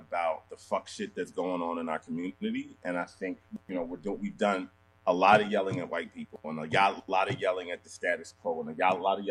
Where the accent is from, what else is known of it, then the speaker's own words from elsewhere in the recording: Philadelphia, Pennsylvania, United States; also born or lived in Nigeria; I'm from Philly, you know what I'm saying? So I am from a city that is notoriously rough